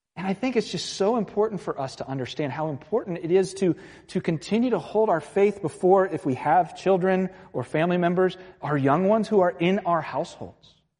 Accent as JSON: {"language": "English", "town": "Virginia Beach", "region": "Virginia", "country": "United States", "said": "I'm from Virginia Beach"}